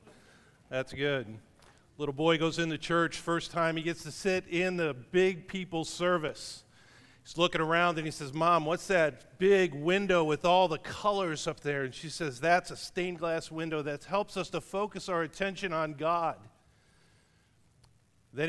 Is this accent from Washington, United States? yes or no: no; Cleveland, Ohio, United States; moved away as an adult; also born or lived in Iowa / Michigan; I grew up in Cleveland, Ohio, so we didn't see many cows or pigs or corn.